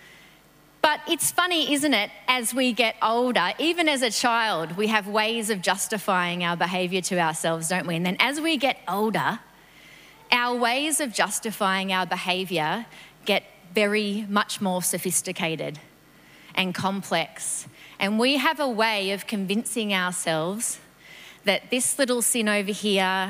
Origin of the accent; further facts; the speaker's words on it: New South Wales, Australia; moved away; I grew up in New South Wales